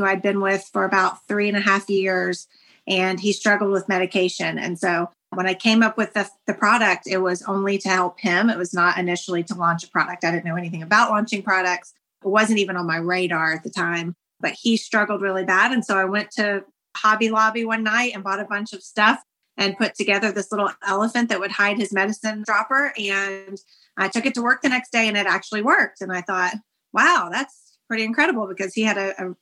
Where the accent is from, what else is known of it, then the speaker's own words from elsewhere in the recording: Auburn, Georgia, United States; I grew up in Auburn, Georgia, a tiny little town here